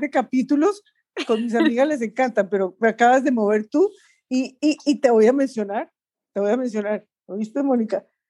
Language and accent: Spanish; Colombia; en Colombia también tenemos una que, es de la eterna primavera, que es Bucaramanga